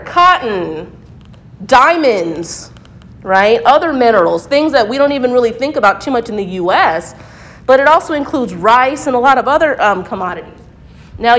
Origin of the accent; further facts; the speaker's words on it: United States; I'm a Black American, but non-Latinx